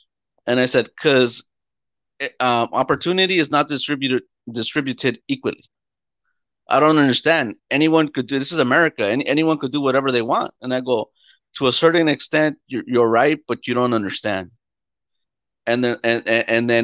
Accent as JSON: {"language": "English", "country": "Mexico", "said": "we come from Mexico"}